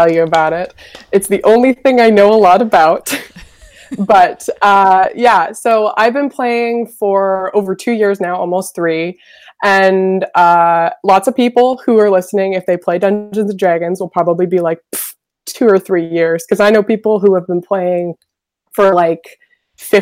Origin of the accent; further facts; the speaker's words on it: Vancouver, British Columbia, Canada; I'm from Vancouver, Canada